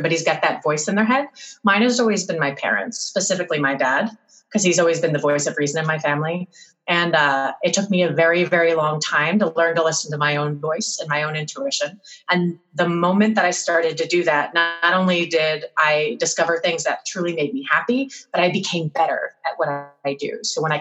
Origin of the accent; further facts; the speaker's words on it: New Jersey, United States; my hometown where my parents live in New Jersey